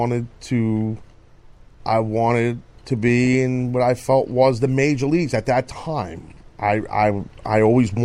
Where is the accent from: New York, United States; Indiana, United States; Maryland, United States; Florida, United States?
New York, United States; New York City; wrestling in my hometown at the Garden